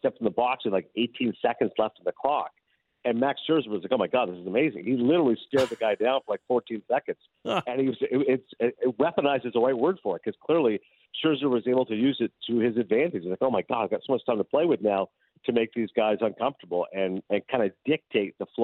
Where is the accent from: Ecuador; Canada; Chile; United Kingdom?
Canada; I'm Canadian